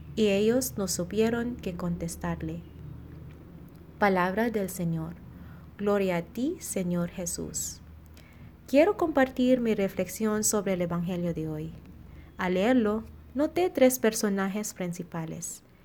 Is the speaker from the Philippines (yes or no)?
yes; Philippines; now in Monterrey, Mexico; misionera filipina, y estoy en la comunidad de Monterrey